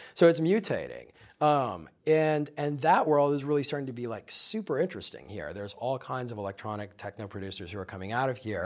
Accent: Minnesota, United States; also born or lived in Chicago; now in New York, United States; I grew up in the Midwest, I grew up in Minnesota

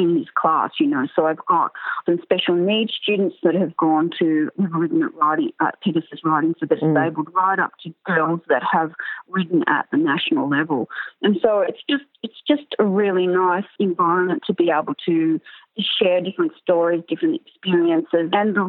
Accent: Canberra, Australian Capital Territory, Australia; I grew up in Canberra

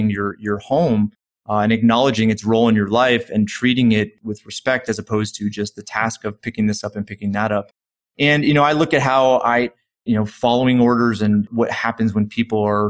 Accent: right outside of Hartford, Connecticut, United States; I grew up right outside of Hartford, Connecticut

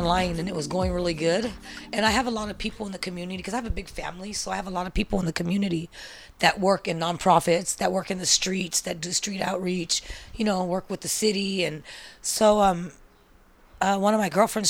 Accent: San Francisco, California, United States; I was born and raised in the Mission

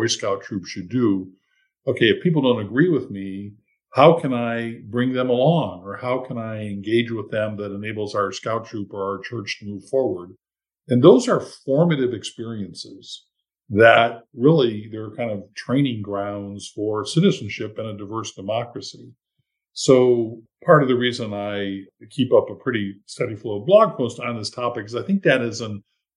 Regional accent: Mason, Michigan, United States; My hometown of Mason, Michigan

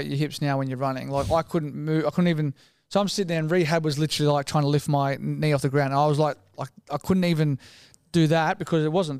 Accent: Sydney, New South Wales, Australia; also born or lived in Paddington, Sydney; I grew up in Matraville.

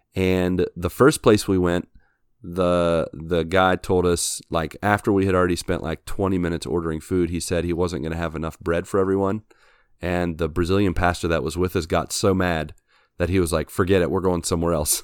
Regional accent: West Virginia, United States; moved away; I'm from West Virginia

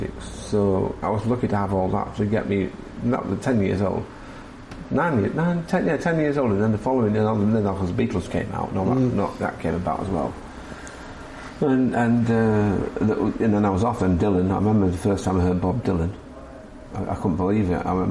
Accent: Scarborough, Yorkshire and the Humber, United Kingdom; I grew up in teenage years in Scarborough

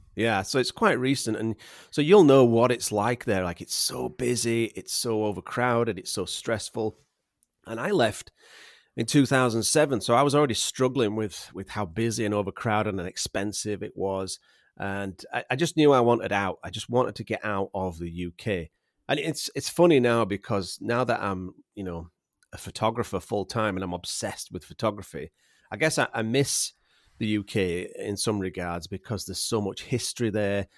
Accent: Yorkshire and the Humber, United Kingdom; accent: Yorkshire; moved away as an adult; now in Vancouver Island, Canada; I was raised in England and, and I was taught, uh, English in England

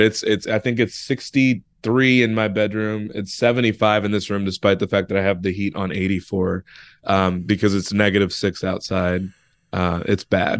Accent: Chicago, Illinois, United States; I'm from Chicago

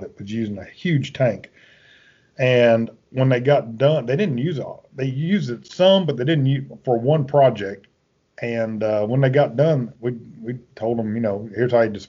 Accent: the South, United States; I'm from the South

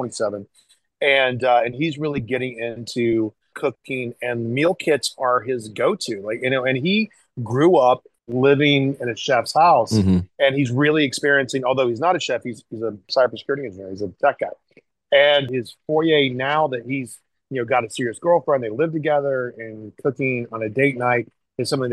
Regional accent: the South, United States; I grew up in the South.

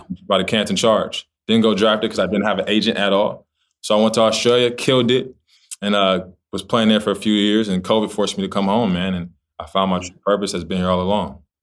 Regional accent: Los Angeles, California, United States; I'm from Los Angeles, California

